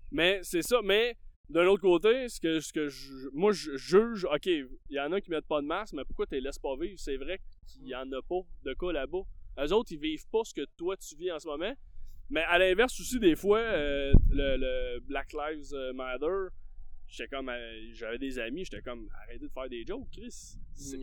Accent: Quebec, Canada; je viens de, la campagne

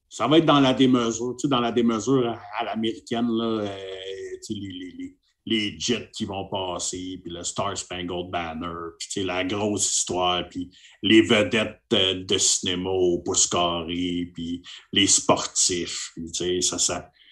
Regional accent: Montreal, Quebec, Canada; je viens de Montréal, euh, au Québec

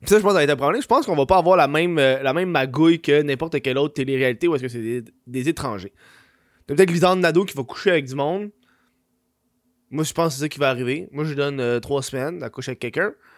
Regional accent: Quebec, Canada; je suis une honte pour le Québec

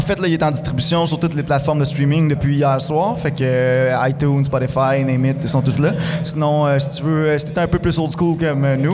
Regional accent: Rouyn-Noranda, Quebec, Canada; je suis natif de Rwanda, C'est ici que j'ai commencé, dans, le garage à mes parents.

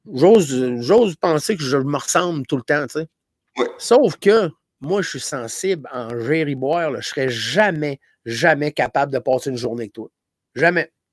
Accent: Gaspésie, Quebec, Canada; moved away; je venais de la Gaspésie

